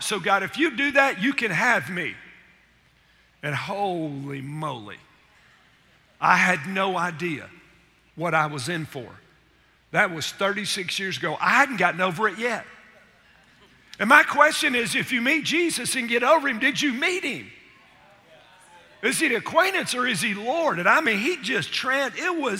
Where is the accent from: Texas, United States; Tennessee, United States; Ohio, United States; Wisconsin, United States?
Tennessee, United States; Chattanooga; I grew up in Chattanooga, Tennessee